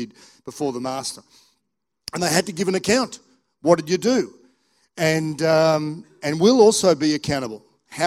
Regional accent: Australia; also born or lived in England; I was born in England, but I hadn't been back. I came to Australia when I was like 9 months old.

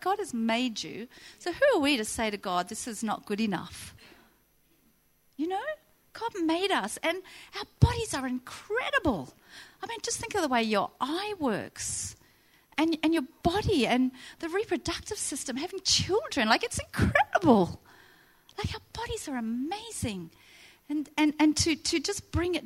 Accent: New Zealand; moved away as an adult; now in Central Coast, Australia; I moved from New Zealand when I was 19 with my boyfriend

